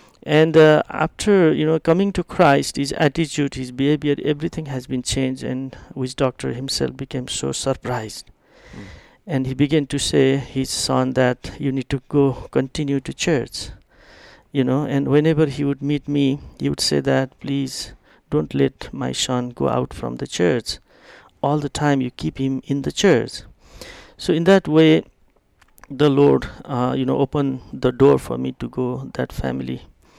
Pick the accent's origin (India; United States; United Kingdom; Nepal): Nepal; East Nepal; English is a second language; I did it from Kathmandu to my hometown in East Nepal.